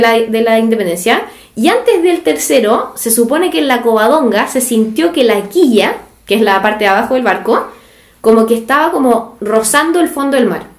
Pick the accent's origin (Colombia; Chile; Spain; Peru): Chile; los chilenos no salimos tan bien parados